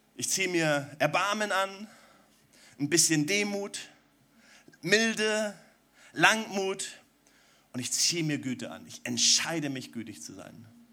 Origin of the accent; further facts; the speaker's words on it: Germany; als Deutsche